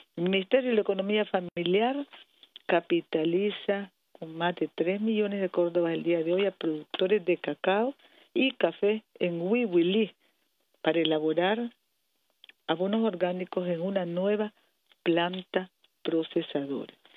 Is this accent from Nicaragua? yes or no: yes; Nicaragua; todos nosotros, los que trabajamos para servir al pueblo como pueblo nicaragüense